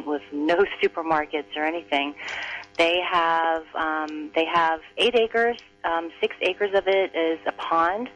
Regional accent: United States; I'm Chinese American. I was born here. My parents were the first generation to arrive here.

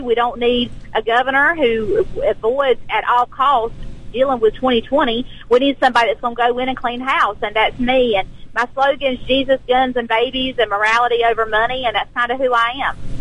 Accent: South Georgia, United States; I'm an educator from South Georgia

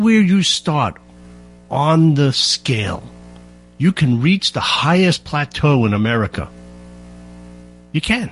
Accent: South Shore, Long Island, New York, United States; I grew up on the South Shore

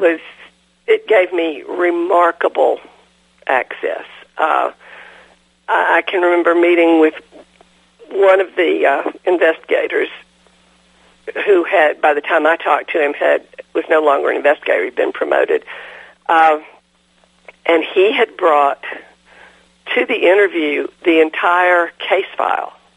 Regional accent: DeKalb County, Georgia, United States; also born or lived in Chattanooga, Tennessee; I was born in Chattanooga, but uh, moved to mm-hmm. DeKalb County, Georgia, when I was five years old. And lived here all my life.

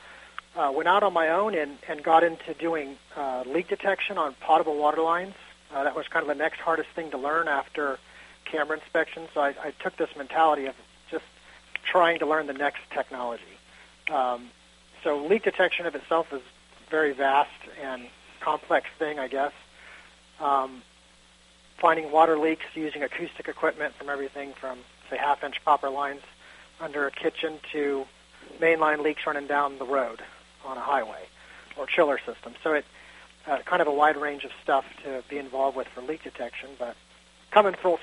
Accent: Kansas, United States; moved away as an adult; now in Florida, United States; I grew up in Kansas

